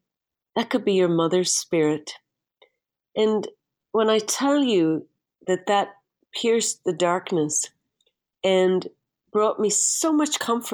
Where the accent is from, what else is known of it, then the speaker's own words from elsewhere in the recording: Derry, Northern Ireland, United Kingdom; moved away; my father took me up to the city cemetery in Derry, my hometown.